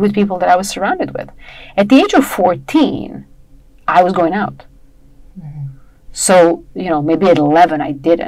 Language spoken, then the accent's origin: English; Serbia; moved away as an adult; I was born in Yugoslavia, right? At the time it was still Yugoslavia.